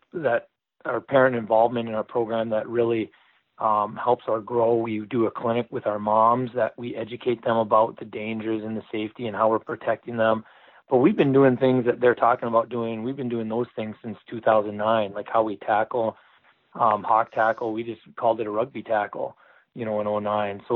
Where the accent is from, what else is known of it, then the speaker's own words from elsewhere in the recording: Canada; moved away; I'm from Canada originally